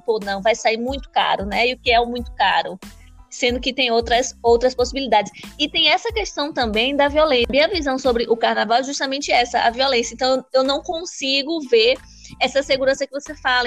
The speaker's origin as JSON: {"language": "Portuguese", "region": "Bahia", "country": "Brazil", "said": "Eu, mesmo sendo baiana, sou teropolitana"}